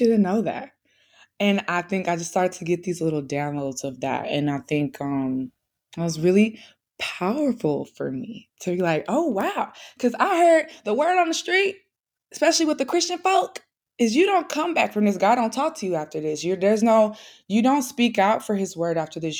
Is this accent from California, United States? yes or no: no; St. Louis, Missouri, United States; I'm not from New York, so I'm from Saint Louis, Midwest girly